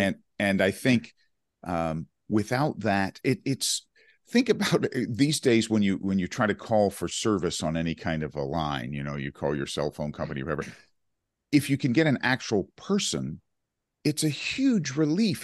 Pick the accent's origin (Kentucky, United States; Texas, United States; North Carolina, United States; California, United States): North Carolina, United States; Chapel Hill; Chapel Hill, North Carolina, my hometown where I grew up